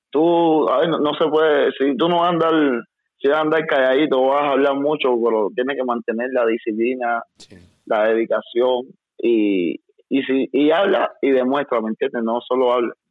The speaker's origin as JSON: {"language": "Spanish", "country": "Mexico", "lives_now": "United States", "said": "No, pues es que vengo de México, ¿me entiendes?"}